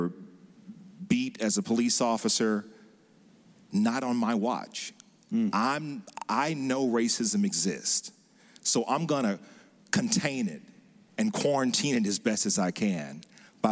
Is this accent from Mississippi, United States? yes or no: yes; West Point, Mississippi, United States; where I grew up in Mississippi in West Point